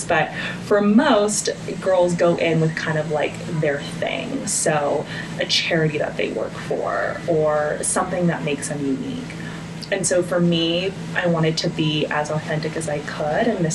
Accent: Washington, United States; I was born and raised in Washington

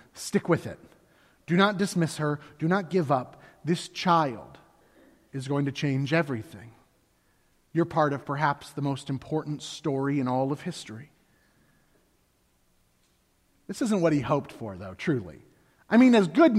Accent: Florida, United States; I grew up in Florida, and I was one of three boys

